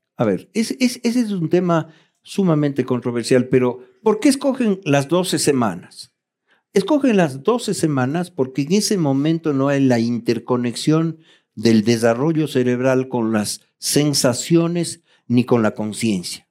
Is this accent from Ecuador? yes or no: yes; Ecuador